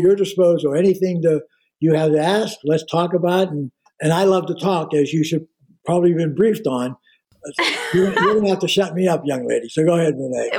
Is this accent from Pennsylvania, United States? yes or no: yes; Pittsburgh, Pennsylvania, United States; when I was a kid growing up on the Pittsburgh KDKA station